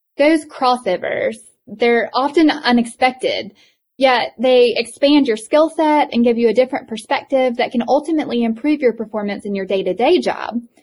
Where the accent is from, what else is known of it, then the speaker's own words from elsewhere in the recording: Eastern North Carolina, United States; accent: thick accent; I grew up in Eastern North Carolina, and I have such a thick accent